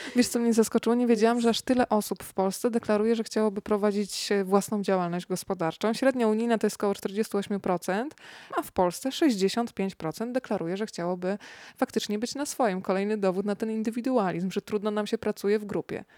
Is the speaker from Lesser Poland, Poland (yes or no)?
no; Rzeszów, Subcarpathian Voivodeship, Poland; now in Warsaw, Poland; przyjechałam z Rzeszowa do Warszawy